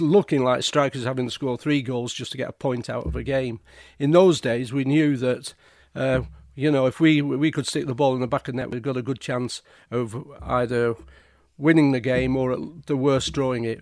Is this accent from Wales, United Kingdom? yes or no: no; Altrincham, North West England, United Kingdom; also born or lived in Lymm; I was at school in Lim, so I was coming home from Lim to Altrium